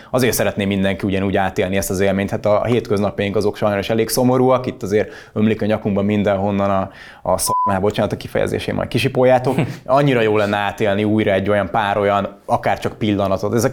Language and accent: Hungarian; Gönyű, Győr-Moson-Sopron, Hungary; Én ahol, ahol születtem, és amerre laktam, ugye ott a Gönyű Nagy Szent János volt mindig a helyi rang rangadó.